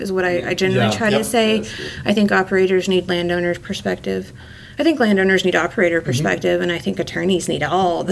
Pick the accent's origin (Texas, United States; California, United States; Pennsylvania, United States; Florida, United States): Texas, United States; also born or lived in Dallas area, Texas / Houston area, Texas / Midland, Texas; Growing up in Texas, I've lived in, you know, the Dallas area and the Houston area